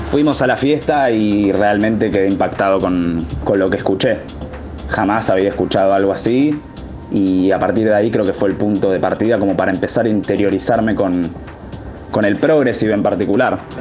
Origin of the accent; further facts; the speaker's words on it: Buenos Aires, Argentina; tengo 22 años, soy de Buenos Aires, soy DJ y productor